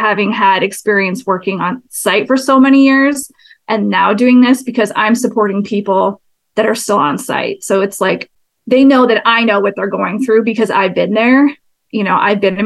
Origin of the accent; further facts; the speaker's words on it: Seattle, Washington, United States; I'm born and raised in Seattle area.